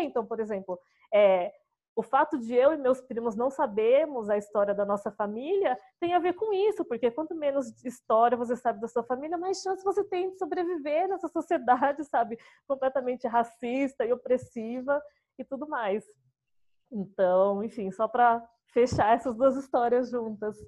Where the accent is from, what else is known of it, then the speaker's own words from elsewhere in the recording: São Paulo, Brazil; Nascida e crescida é, em São Paulo